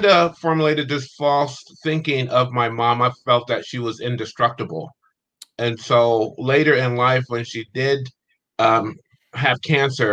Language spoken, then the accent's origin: English; Steubenville, Ohio, United States; moved away as an adult; also born or lived in California; I was born in a small town in Ohio called Steubenville. I was there until the age of 18, and then I came out to California from that point forward